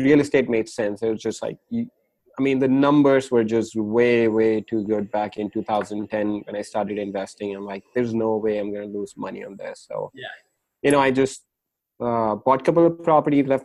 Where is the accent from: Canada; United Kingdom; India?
India; moved away as an adult; also born or lived in New York / Chicago; now in Carlsbad, United States; I moved here from India after I turned 18